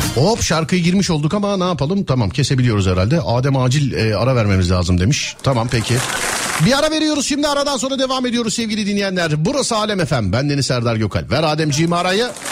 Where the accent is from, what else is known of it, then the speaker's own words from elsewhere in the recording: Istanbul, Turkey; Benim doğup büyüdüğüm mahalle. Şişli Fulya